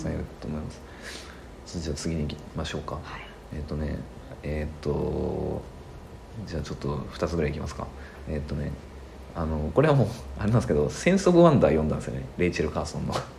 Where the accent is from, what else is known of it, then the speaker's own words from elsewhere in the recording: Toyama, Japan; 子供の頃はあの、まあ、富山で生まれたのでね、立山連峰とか見てた